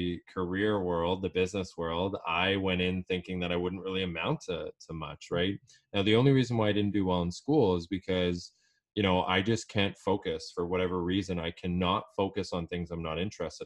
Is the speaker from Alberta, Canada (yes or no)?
yes; Edmonton, Alberta, Canada; I'm originally from Edmonton, Alberta